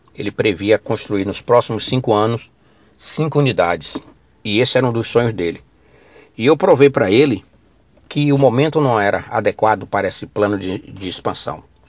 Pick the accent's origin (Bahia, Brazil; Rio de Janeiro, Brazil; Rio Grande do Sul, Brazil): Bahia, Brazil; Ilhéus; lá da minha terra, Ilhéus